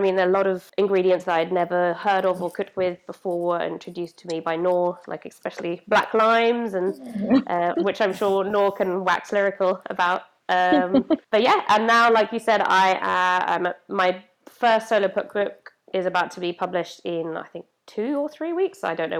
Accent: Italy; moved away; my mum's Brazilian and my dad's dad lived in Mexico and I grew up in Italy.

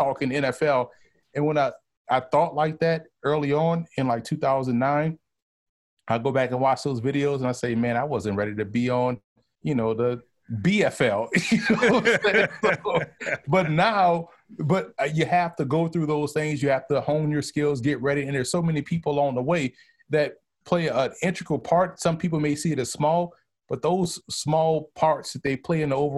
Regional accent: New Orleans, Louisiana, United States; moved away as an adult; now in New York, United States; I'm from New Orleans, and we view New Orleans how New York City views the rest of the state of New York

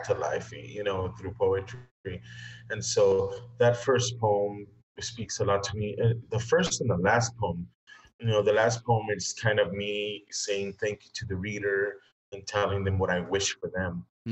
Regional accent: Los Angeles, California, United States; now in McAllen, Texas, United States; growing up in Los Angeles and coming to Texas

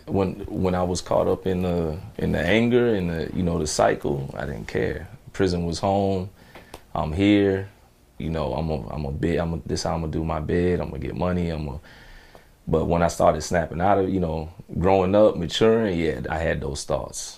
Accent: Chicago, Illinois, United States; I was just an angry, you know, teenager growing up in Chicago

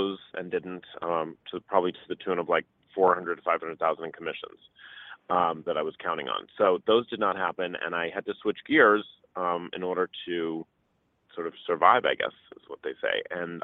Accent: Boston, Massachusetts, United States; moved away as an adult; also born or lived in Los Angeles / New York City; I am from Boston originally. Moved to LA to do college.

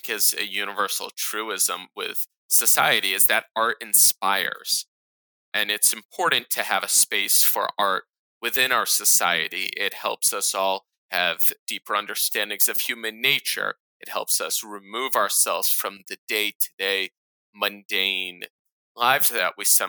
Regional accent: United States; grow up, I believe, as an American Jew

